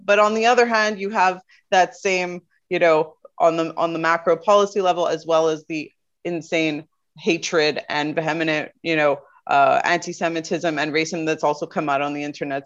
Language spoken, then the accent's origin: English; Canada; I was born and raised in Canada.